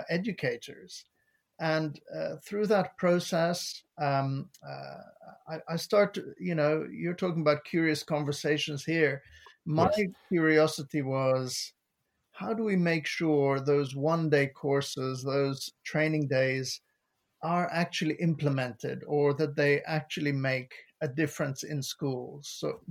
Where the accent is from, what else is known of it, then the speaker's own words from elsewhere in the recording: Lebanon; moved away as an adult; now in England, United Kingdom; I moved here from Lebanon. And once I moved to the UK, I realized that it was possible to work in the public sector. And I'd always been passionate about education. I started out as a teacher in Lebanon.